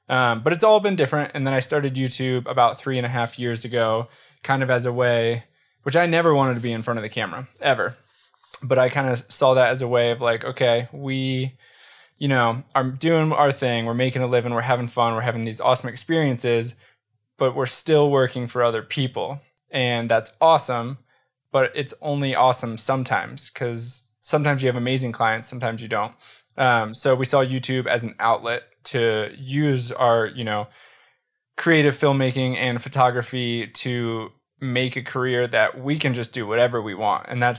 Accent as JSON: {"language": "English", "town": "Baltimore", "region": "Maryland", "country": "United States", "tie": "born or raised there", "said": "I grew up in just outside of Baltimore, Maryland."}